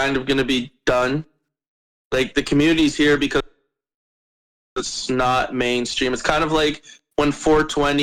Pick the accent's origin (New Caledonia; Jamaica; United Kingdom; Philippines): Jamaica; I'm Jamaican